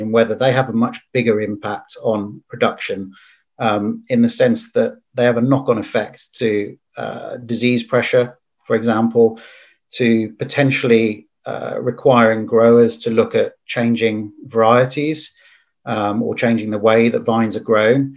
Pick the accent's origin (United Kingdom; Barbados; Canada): United Kingdom; England; as English